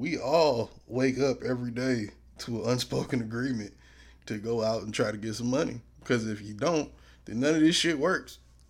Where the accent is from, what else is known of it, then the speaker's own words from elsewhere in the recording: United States; That's the unspoken agreement among us Americans.